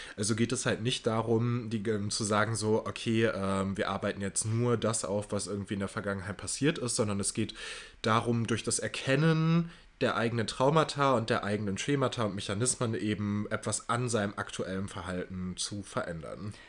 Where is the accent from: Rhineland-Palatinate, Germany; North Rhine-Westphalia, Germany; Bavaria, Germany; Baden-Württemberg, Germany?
North Rhine-Westphalia, Germany; Waltrop; meiner Heimatstadt, Waltromp